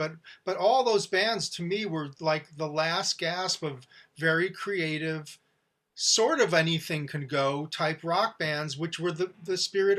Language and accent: English; Teaneck, New Jersey, United States; growing up in Teaneck, New Jersey.